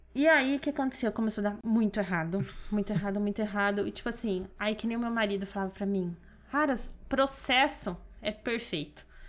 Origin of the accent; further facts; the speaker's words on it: Pouso Alegre, Minas Gerais, Brazil; moved away as an adult; now in Dracena, Brazil; Voltei para minha cidade, Pouso Alegre, sou de Minas